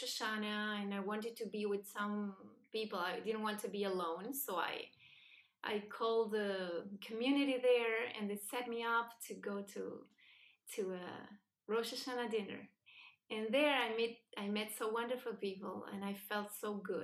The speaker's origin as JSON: {"language": "English", "region": "Buenos Aires", "country": "Argentina", "tie": "born or raised there", "also_born_or_lived": "New York / Spain", "second_language": "English", "moved": "yes", "said": "I was born and raised in Buenos Aires, Argentina"}